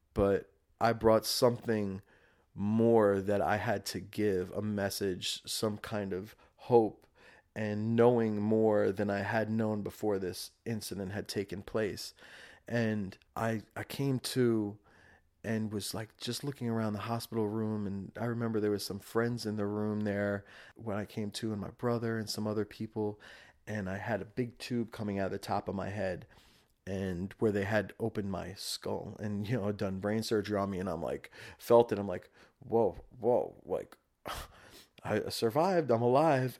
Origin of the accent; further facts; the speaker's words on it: Rockland County, New York, United States; born and raised in Rockland County, New York